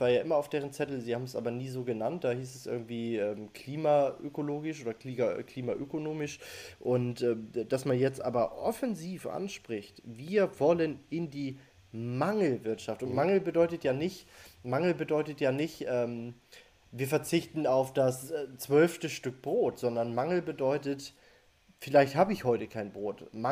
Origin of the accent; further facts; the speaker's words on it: Northern Germany, Germany; ich bin natürlich tief enttäuscht von, vom von meiner Heimat, vom Norden mhm. Deutschlands.